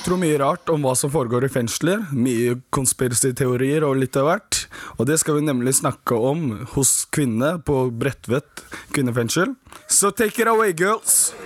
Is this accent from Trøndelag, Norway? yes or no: no; Bærum, Akershus, Norway; also born or lived in Gambia / Senegal; Jeg er jo tross alt født og oppvokst i Bærum